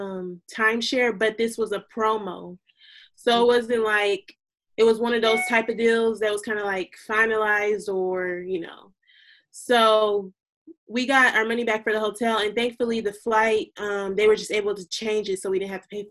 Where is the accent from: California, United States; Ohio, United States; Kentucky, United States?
California, United States; Long Beach; moved away as an adult; now in Little Rock, United States; growing up in California